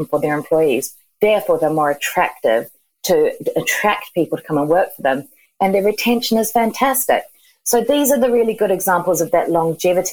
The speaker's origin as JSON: {"language": "English", "country": "New Zealand", "moved": "as an adult", "lives_now": "Margate, United Kingdom", "said": "I'm from New Zealand, but I actually have been in the UK for 15 years, and I work from Margate on the coast in Kent"}